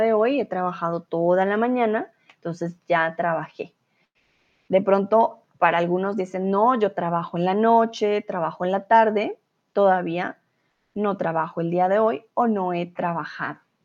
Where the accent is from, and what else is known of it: Colombia; first language Spanish